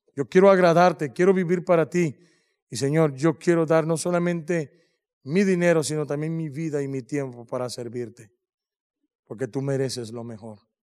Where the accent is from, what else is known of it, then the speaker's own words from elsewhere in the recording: Mexico; somos mexicanos